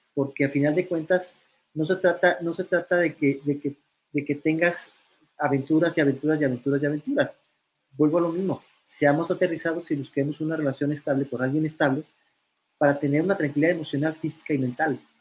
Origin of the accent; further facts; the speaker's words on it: Mexico; sé que soy un multimillonario mexicano